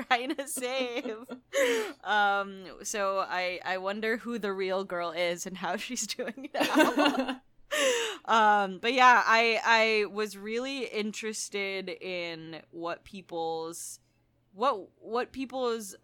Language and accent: English; Philippines; I grew up in the Philippines, which is majority Catholic